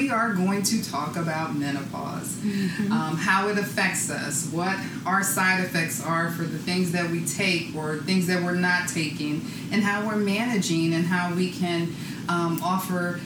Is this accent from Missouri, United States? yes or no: no; San Francisco, California, United States; now in Philadelphia, United States; I'm originally from San Francisco, but I definitely consider myself both a San Francisco and a Philly girl.